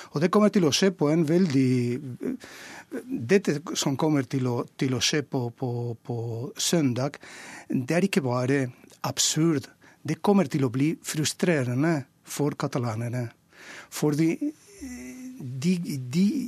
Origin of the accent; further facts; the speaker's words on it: Valencia, Valencian Community, Spain; Norwegian is a second language; moved away as an adult; now in Oslo, Norway; jeg kommer fra Valencia, og Valencia er et katalansk land, akkurat som Mallorca. Det vil si at vi snakker katalansk. Vi kaller det valenciansk.